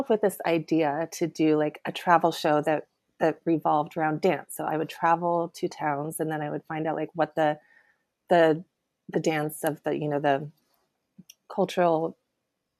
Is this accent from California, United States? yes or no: yes; Sacramento, California, United States; moved away; also born or lived in New York; I'm from California. I'm from Sacramento. So I went back to Sacramento